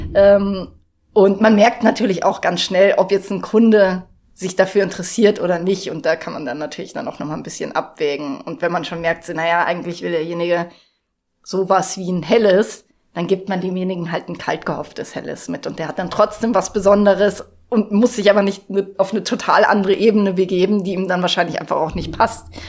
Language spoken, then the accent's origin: German; Munich, Bavaria, Germany; now in Garmisch-Partenkirchen, Germany; Und ich komme aus München